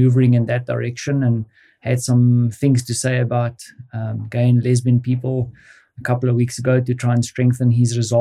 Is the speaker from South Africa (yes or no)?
yes; South Africa; moved away as an adult; now in Poland; being a South African